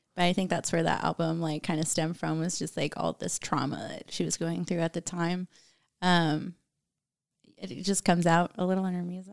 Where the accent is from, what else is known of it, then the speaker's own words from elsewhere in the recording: Germany; moved away; growing up in Germany